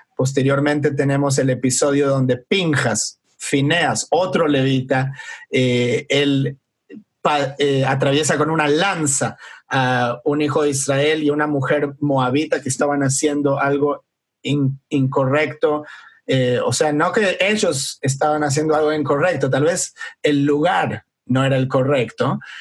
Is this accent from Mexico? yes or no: no; Argentina; moved away; me, acuerdo de mi niñez, de estar en Argentina